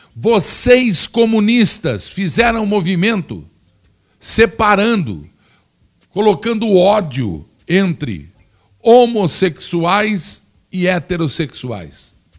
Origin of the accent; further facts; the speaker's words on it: Brazil; que sou brasileiro